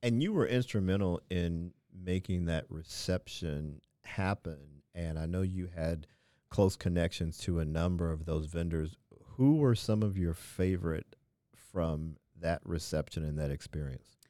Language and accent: English; Midwest, United States; now in Queens, United States; born and raised in the Midwest